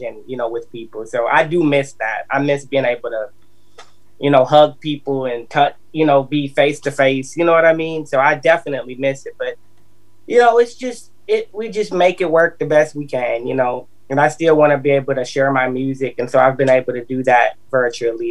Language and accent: English; Minneapolis, Minnesota, United States; now in Nashville, United States; I'm from Minneapolis, Minnesota, though. Yep, it's my hometown, but I live here in Nashville